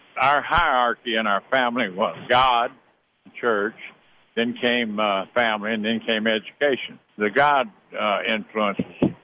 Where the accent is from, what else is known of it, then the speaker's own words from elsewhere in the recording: Livingston, Tennessee, United States; growing up in Livingston, Tennessee, that's about all there was.